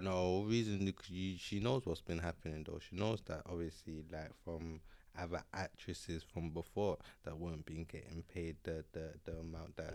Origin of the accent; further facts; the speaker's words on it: London, United Kingdom; I was born and bred in North, in North London, and that's where I've been all my life.